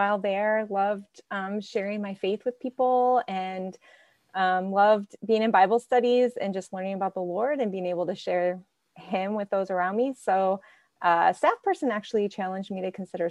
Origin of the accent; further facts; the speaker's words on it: Archbold, Ohio, United States; Archbold, Ohio, a small farming community up in Northwest Ohio.